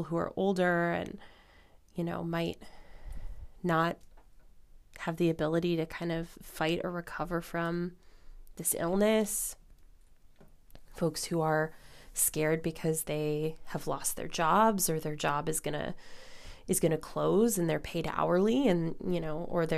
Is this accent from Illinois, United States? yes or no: yes; Illinois, United States; now in New York, United States; my home state of Illinois